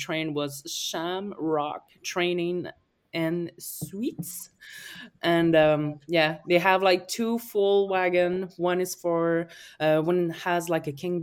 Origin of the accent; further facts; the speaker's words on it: Acadian Peninsula, New Brunswick, Canada; I'm from the Acadian Peninsula